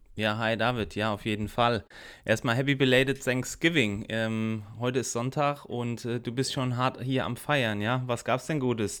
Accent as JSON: {"language": "German", "country": "Germany", "said": "bei uns in Deutschland"}